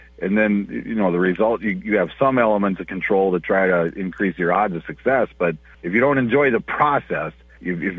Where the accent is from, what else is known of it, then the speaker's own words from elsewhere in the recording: Upsala, Minnesota, United States; I grew up on Cedar Lake, which is by Upsala, Minnesota